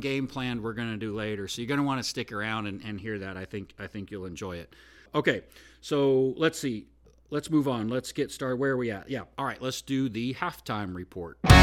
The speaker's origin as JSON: {"language": "English", "region": "Oregon", "country": "United States", "tie": "born or raised there", "moved": "as an adult", "lives_now": "Nashville, United States", "said": "Actually, I'm not really from Oregon, but I grew up in Oregon, so I'm an Oregonian. But now I've lived in Nashville"}